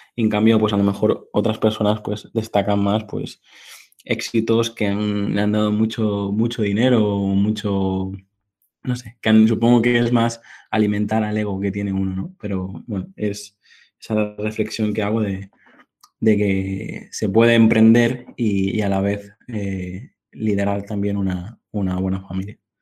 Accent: Mallorca, Balearic Islands, Spain; soy de Mallorca, que es la isla que encontrarás ahí perdida en el, Mediterráneo.

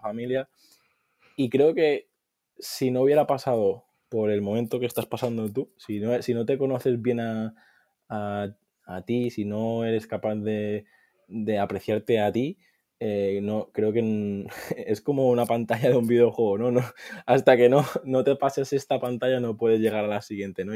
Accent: Mallorca, Balearic Islands, Spain; also born or lived in Valencia; soy de, de Mallorca

